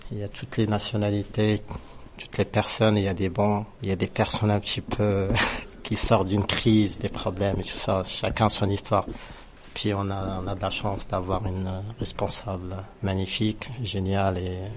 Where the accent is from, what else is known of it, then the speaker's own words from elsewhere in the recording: Morocco; moved away; je suis marocain